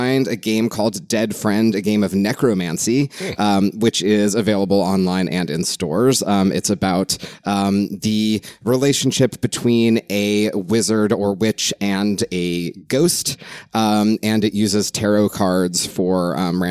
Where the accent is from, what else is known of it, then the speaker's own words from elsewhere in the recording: Los Angeles, California, United States; now in Brooklyn, United States; I live in Brooklyn, but I'm originally from Los Angeles